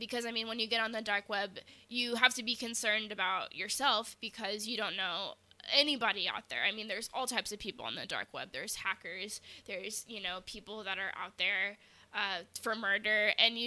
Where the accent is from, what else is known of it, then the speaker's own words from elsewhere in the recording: United States; As American citizens